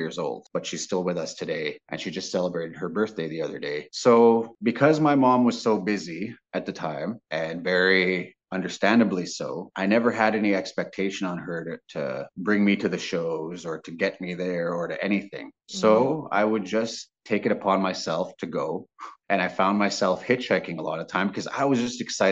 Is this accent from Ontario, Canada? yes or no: no; Grand Rapids, Manitoba, Canada; growing up in Grand Rapids, they were all my grandmas and grandpas